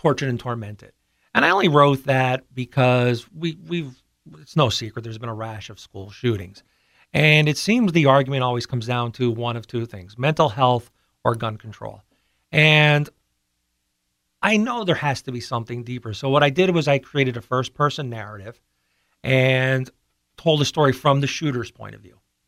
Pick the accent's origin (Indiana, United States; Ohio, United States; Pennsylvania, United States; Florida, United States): Pennsylvania, United States; Pittston; also born or lived in Maine / Guam / Hawaii; I grew up in Pittston